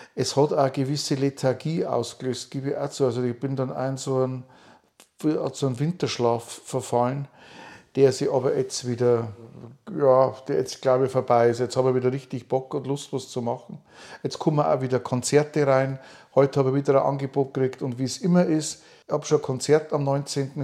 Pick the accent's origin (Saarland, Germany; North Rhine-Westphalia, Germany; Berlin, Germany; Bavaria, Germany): Bavaria, Germany; Upper Palatinate; now in near Nuremberg, Germany; ich bin kein Franke, sondern ich bin Oberpfälzer und es ist ein Teil von Bayern.